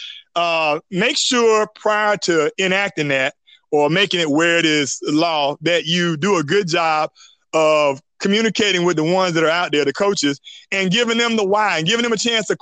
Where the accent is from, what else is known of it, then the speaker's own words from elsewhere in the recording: North Carolina, United States; now in Georgia, United States; I'm from North Carolina